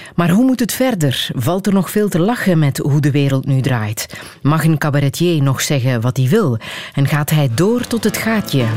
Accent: Flanders, Belgium; wij het horen als Vlamingen

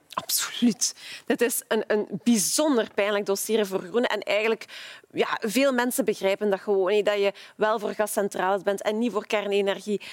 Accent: Ghent, Flanders, Belgium; als Gentenaar zelf

